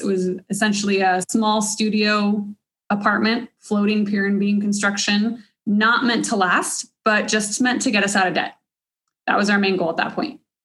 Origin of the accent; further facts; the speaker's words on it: Cedar Park, Texas, United States; I grew up in Cedar Park from like fifth grade on